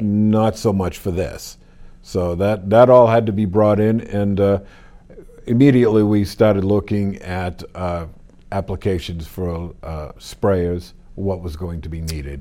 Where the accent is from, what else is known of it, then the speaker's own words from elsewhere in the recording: Wilmington, United States; I grew up here in Wilmington